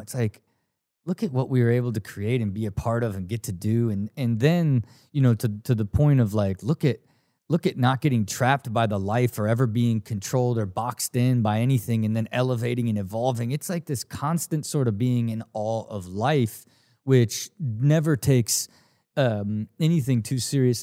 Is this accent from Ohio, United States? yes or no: yes; Dayton, Ohio, United States; I grew up in Ohio